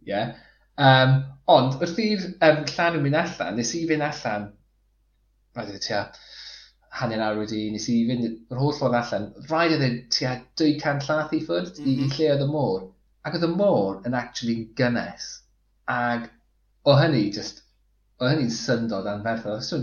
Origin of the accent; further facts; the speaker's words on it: Flintshire, Wales, United Kingdom; moved away; dwi'n dod o Sir y Flint, felly dwi'n gyfarwydd iawn gyda Rhysfatin a Talacra a, a Ryl